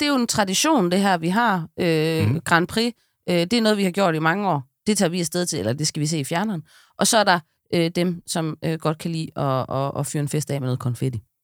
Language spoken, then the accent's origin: Danish; West Jutland, Central Denmark Region, Denmark; jeg er fra Vestjylland